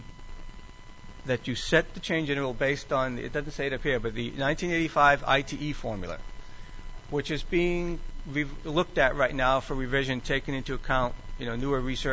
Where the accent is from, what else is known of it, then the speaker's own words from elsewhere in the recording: New England, United States; now in Maryland, United States; I grew up in New England where we had rotaries back from the 50s